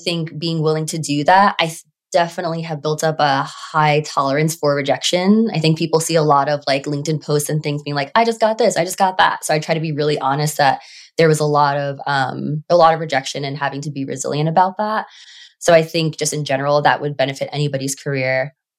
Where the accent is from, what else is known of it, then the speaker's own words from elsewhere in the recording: New York City, New York, United States; I grew up on Staten Island